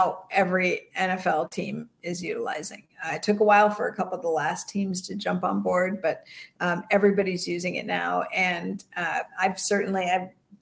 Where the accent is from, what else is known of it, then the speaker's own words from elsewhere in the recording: Bay Area, California, United States; I grew up in the Bay Area.